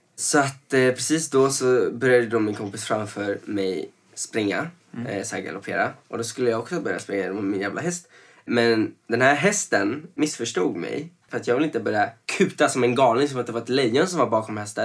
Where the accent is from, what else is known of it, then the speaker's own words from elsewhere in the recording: Venezuela; now in Sweden; när jag växte upp i Venezuela så var det, man hade ju uniformer alltså sen man var liten